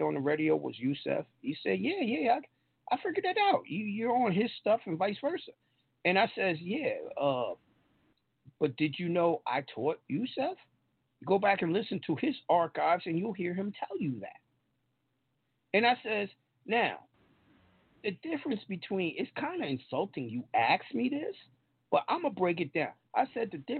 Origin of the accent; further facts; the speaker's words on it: New York, United States; I'm from New York